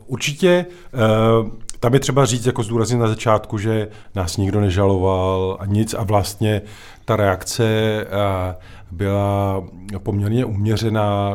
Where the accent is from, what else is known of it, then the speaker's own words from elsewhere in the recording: Czechia; my sice se umíme jako Češi smát